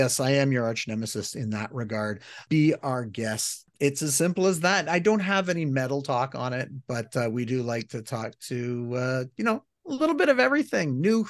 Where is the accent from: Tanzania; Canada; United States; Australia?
Canada; accent: Canadian; I'm Canadian, but I'm not that Canadian.